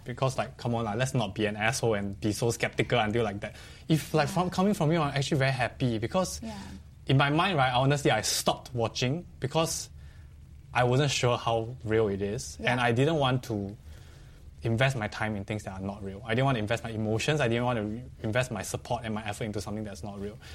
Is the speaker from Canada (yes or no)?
no; Singapore; I was very proud as a Singaporean at that point.